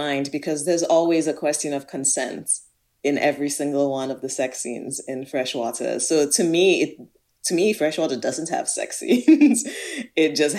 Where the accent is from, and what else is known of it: southern Nigeria, Nigeria; born or raised there